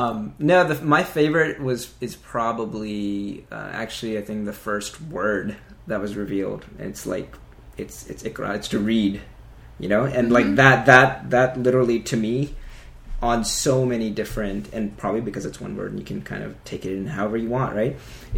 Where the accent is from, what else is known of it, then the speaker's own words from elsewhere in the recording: Pakistan; moved away; I mean, I'm Pakistani, I've been to Pakistan a million times.